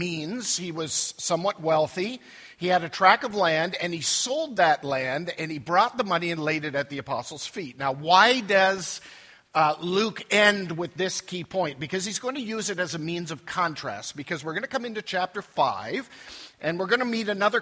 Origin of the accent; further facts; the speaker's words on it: Southern Ontario, Canada; I grew up in Southern Ontario